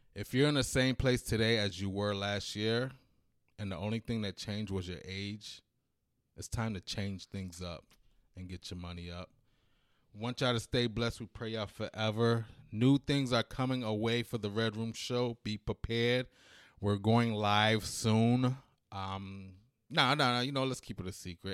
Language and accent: English; United States; also born or lived in England / New York / Washington, D.C.; I was born in England, but I was basically raised in America.